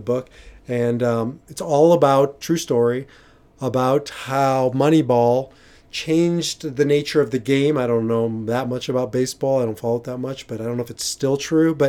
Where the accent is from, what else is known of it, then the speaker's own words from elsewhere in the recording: Omaha, Nebraska, United States; moved away; I come from Omaha